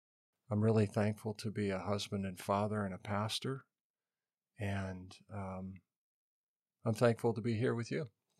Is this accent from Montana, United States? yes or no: yes; Montana, United States; Who am I? I grew up in Western Montana